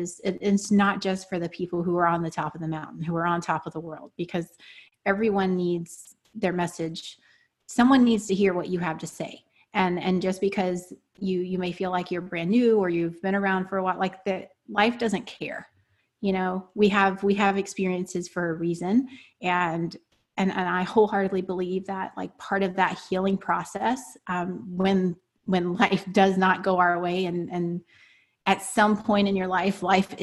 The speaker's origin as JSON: {"language": "English", "region": "the South", "country": "United States", "tie": "born or raised there", "said": "I was raised in the South, grew up on a dirt road"}